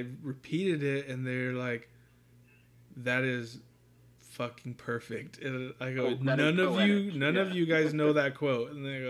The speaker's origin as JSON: {"language": "English", "town": "Fresno", "region": "California", "country": "United States", "tie": "born or raised there", "moved": "yes", "lives_now": "Norman, United States", "said": "I grew up in California."}